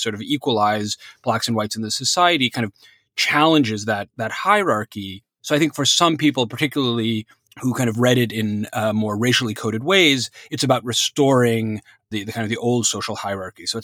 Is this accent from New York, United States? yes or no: yes; New York, United States; when I was growing up in New York in the 80s and 90s